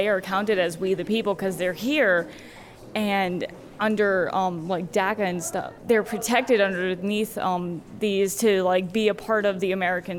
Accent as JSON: {"language": "English", "country": "France", "moved": "yes", "lives_now": "United States", "said": "because I'm actually from France."}